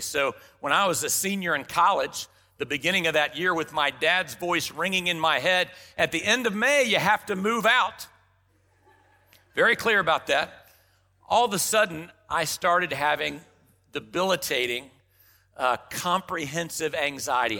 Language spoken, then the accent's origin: English; Dallas, Texas, United States; growing up in Dallas, Texas, late sixties, early seventies